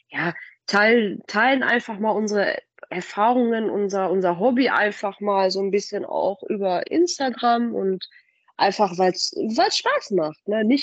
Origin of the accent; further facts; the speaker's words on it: Paderborn, North Rhine-Westphalia, Germany; Also, wir sind beide hier in Paderborn groß geworden.